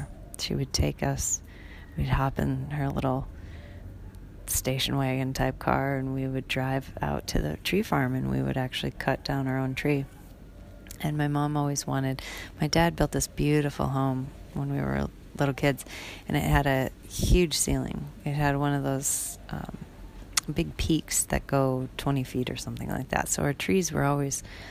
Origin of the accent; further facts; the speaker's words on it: Wisconsin, United States; moved away as an adult; now in Bali, Indonesia; growing up in Wisconsin, where we had lots and lots and lots of snow